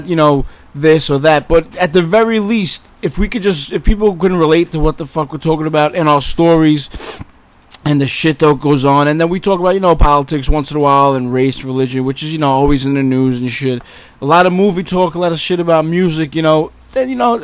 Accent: New York City, New York, United States; now in Long Island, United States; I'm originally from Brooklyn.

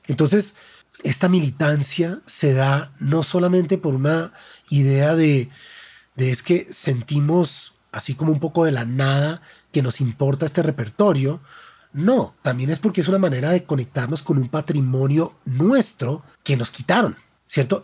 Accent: Bogotá, Colombia; como bogotano

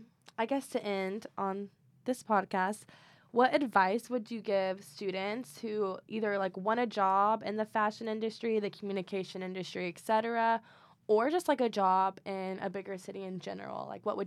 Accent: Kentucky, United States

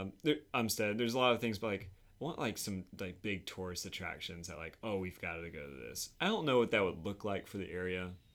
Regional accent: Winston-Salem, North Carolina, United States; also born or lived in Southwest Virginia / Florida; now in Raleigh, United States; I grew up in Winston, Salem

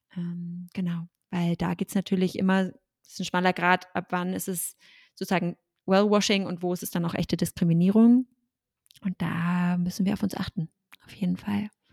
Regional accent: Germany; ich bin Deutsche

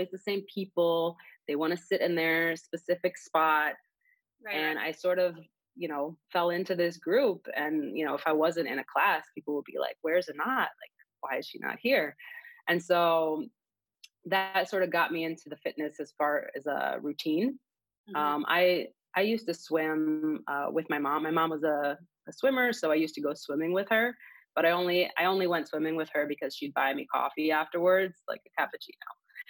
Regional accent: Israel; moved away as an adult; also born or lived in Miami; now in Chicago, United States; I am originally from Israel. I was born there. And I grew up there. I went to the army there. So I was in the Air Force for 4 years. And then 9 years ago, I moved to the U.S. with my now husband.

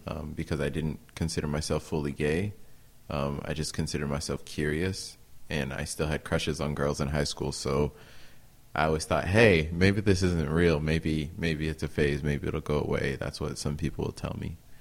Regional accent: Peoria, Illinois, United States; moved away as an adult; also born or lived in Normal, Illinois; now in Burlington, United States; my hometown Peoria

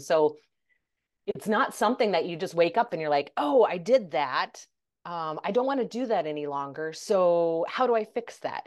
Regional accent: United States; also born or lived in Denmark; majority of my life was, I was raised in, I was lived in the U S

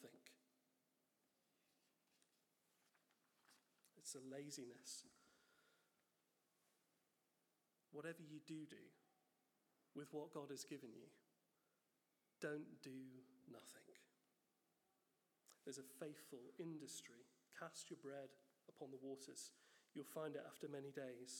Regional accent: United Kingdom; we're British

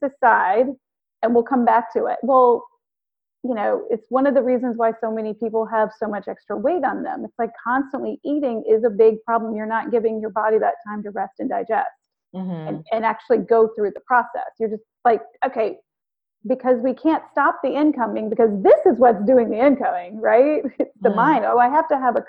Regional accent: the South, United States; I'm from the South

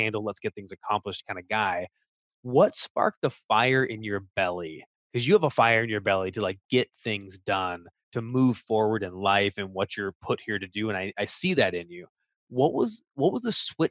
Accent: United States; speaking as an American

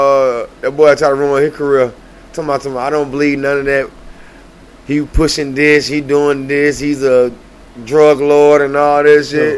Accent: New York, United States; We from New York. We got this shit for the culture, son. For the project, son. You know what I'm saying? You from Brooklyn. I'm from Queens.

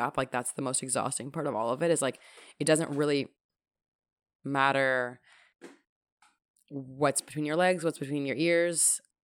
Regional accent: Toronto, Ontario, Canada; growing up in Toronto

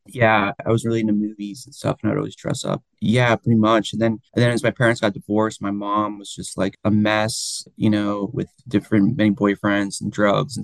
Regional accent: Florida, United States; also born or lived in Miami / Jacksonville; I'm originally from Florida. I grew up like between like Miami and Jacksonville

